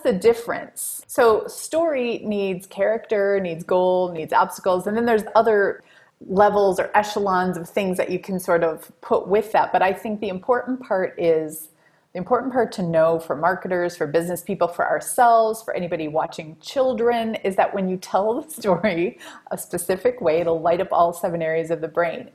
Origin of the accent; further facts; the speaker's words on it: Wisconsin, United States; I grew up in Wisconsin.